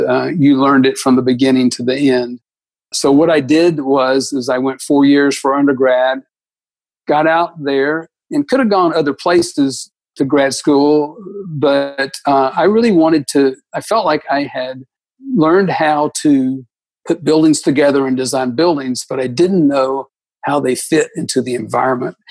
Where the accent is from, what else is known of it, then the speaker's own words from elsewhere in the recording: Atlanta, Georgia, United States; I was born and raised in Atlanta when uh, in 1953, born in 1953, spent all of my childhood, youth, and even college in Atlanta, Georgia.